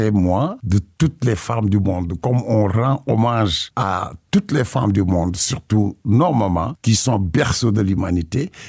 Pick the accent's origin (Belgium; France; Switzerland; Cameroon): Belgium; also born or lived in Senegal; Je suis né au Sénégal et adopté à la Belgique.